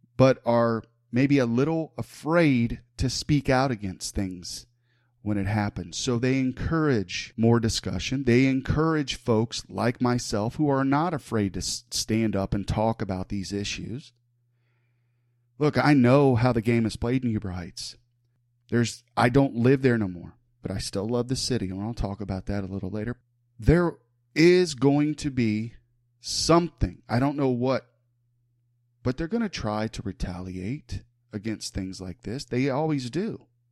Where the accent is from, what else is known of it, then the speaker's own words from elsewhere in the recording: Huber Heights, Ohio, United States; I was born and raised in the city of Huber Heights